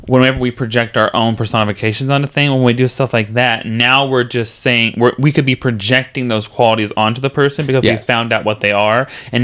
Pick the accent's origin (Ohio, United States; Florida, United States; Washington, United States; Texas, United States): Texas, United States; Like, I'm from Texas, and in Texas, I'm like, oh, you don't believe in magic.